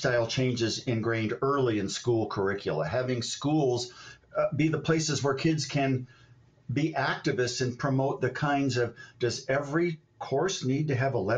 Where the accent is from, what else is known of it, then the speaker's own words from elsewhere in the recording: Ohio, United States; moved away as an adult; also born or lived in Los Angeles, California; I grew up in Ohio, and I went to grad school, a little school called UCLA